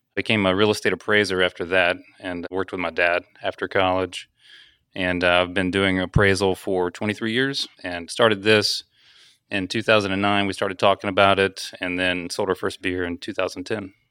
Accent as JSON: {"language": "English", "town": "Huntsville", "region": "Alabama", "country": "United States", "said": "I'm from Alabama"}